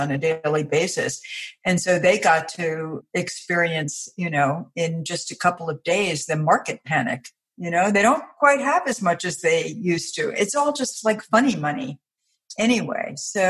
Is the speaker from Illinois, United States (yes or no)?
no; New York, United States; also born or lived in Chicago / Washington, D.C.; now in Virginia, United States; I live in Virginia now. I grew up in New York, and then I lived in Chicago and then Washington, D.C.